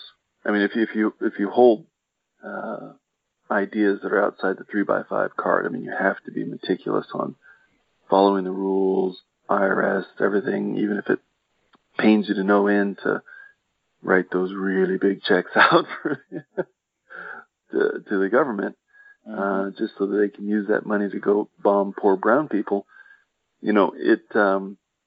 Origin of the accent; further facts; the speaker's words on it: Midwest, United States; I'm from the Midwest